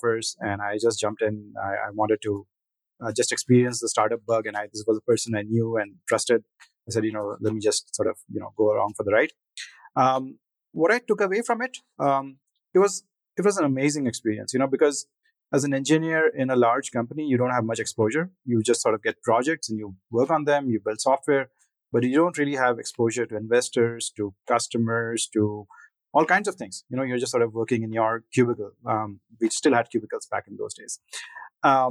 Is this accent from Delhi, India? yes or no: yes; Delhi, India; I grew up mostly in Delhi, you know, which is the capital of India